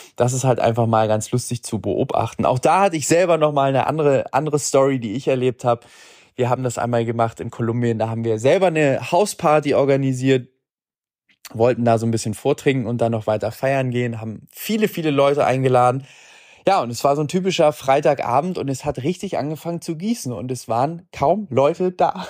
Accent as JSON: {"language": "German", "region": "Hamburg", "country": "Germany", "said": "ich komme aus Hamburg"}